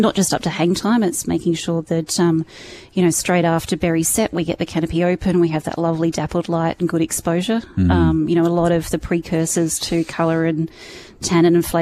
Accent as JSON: {"language": "English", "town": "Adelaide", "region": "South Australia", "country": "Australia", "tie": "born or raised there", "also_born_or_lived": "California", "moved": "as an adult", "lives_now": "Okanagan, Canada", "said": "I'm born and raised in Adelaide and lived in California for 5 years"}